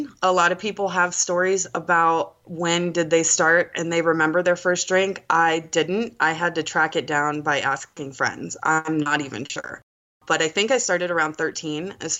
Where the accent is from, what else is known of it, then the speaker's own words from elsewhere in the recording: Charleston, South Carolina, United States; So I am born and raised in Charleston, South Carolina. I'm 30 years old.